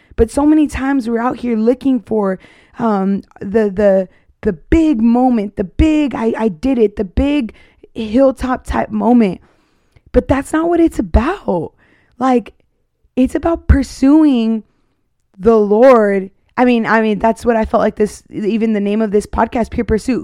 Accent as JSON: {"language": "English", "region": "Arizona", "country": "United States", "moved": "yes", "lives_now": "Texas, United States", "said": "I'm from Arizona"}